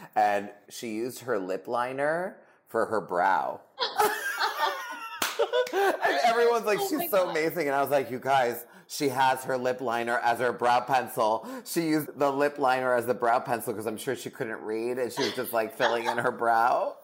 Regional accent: New England, United States; now in Los Angeles, United States; I'm from New England

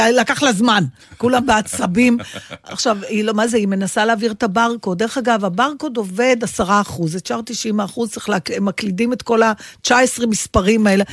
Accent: Israel; אני ישראלית

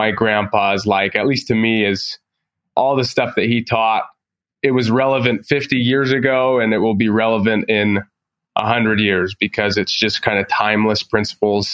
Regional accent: Provo, Utah, United States; I grew up in Provo next to BYU

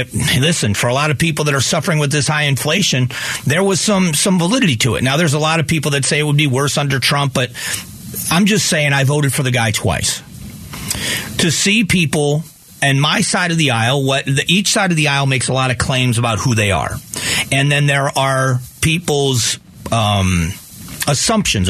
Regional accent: United States; as an American

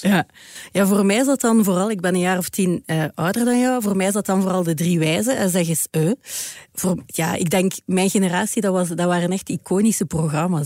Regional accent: Ghent, Flanders, Belgium; ik ben van Gent

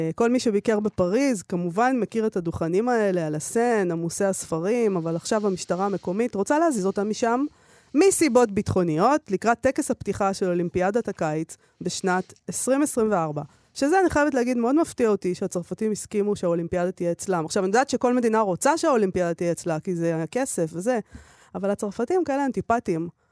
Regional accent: Israel; אנחנו הישראלים

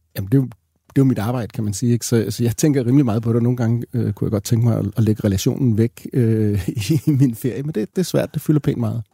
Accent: Greenland; Vi grønlandere kan godt humpe os igennem, eller så er vi gode til, til dansk

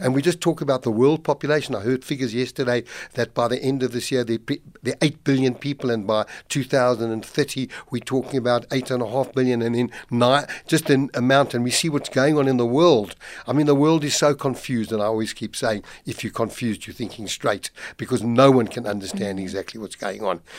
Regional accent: South Africa; as a South African

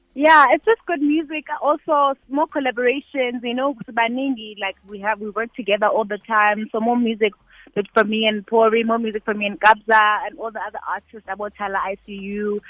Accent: Eastern Cape, South Africa; I'm from the Eastern Cape.

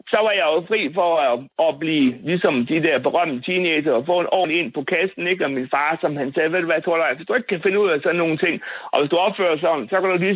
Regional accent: Bosnia & Herzegovina; Danish is a second language; now in Denmark; Jeg har også snart været her i 58 år. Og hvor kommer du fra? Bosnien-Herzegovina. Hvad for noget? Bosnien-Herzegovina.

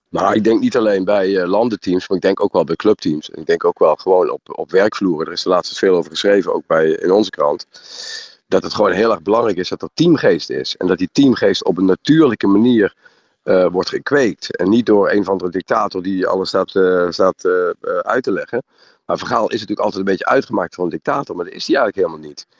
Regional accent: Netherlands; als Nederlander

